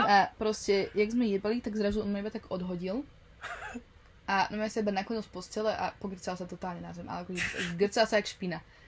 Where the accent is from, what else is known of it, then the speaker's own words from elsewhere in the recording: Slovakia; now in Netherlands; odkiaľ som, ešte z Nového mesta